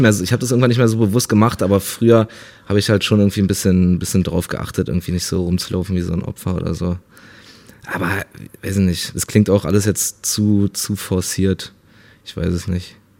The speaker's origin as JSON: {"language": "German", "region": "Berlin", "country": "Germany", "tie": "born or raised there", "said": "ich bin halt in Berlin aufgewachsen, in, in Neukölln"}